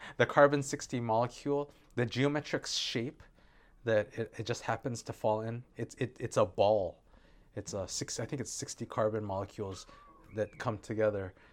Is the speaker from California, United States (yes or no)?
yes; Santa Monica, California, United States; moved away as an adult; now in Hawaii, United States; I was born in Santa Monica, California. I grew up there